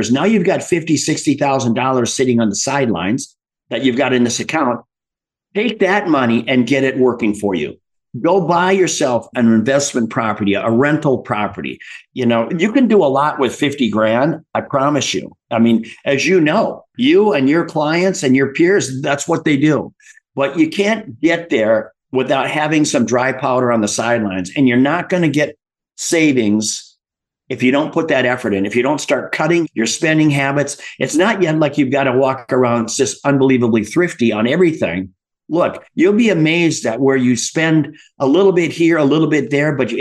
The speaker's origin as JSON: {"language": "English", "region": "Midwest", "country": "United States", "tie": "born or raised there", "said": "I grew up in the Midwest"}